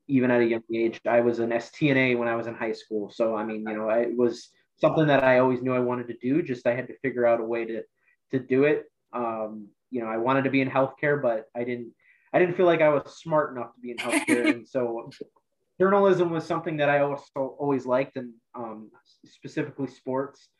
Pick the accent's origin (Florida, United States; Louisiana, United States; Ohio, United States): Ohio, United States; Amherst; also born or lived in Akron, Ohio; I'm from the Cleveland area. I grew up in Lorain County, um, went to Amherst High School